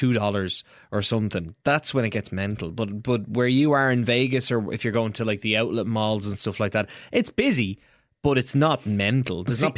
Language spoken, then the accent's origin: English; Dublin, Leinster, Ireland; I'm from Ballymun.